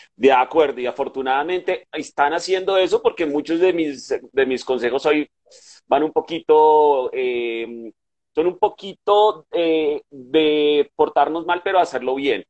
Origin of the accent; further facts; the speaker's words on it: Bogotá, Bogotá Capital District, Colombia; soy un bogotano de pura cepa, nacimiento, corazón y creencia